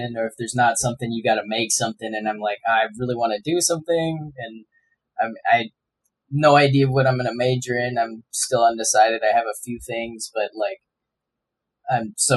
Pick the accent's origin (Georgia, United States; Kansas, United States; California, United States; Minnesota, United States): Minnesota, United States; I'm born and raised in Minnesota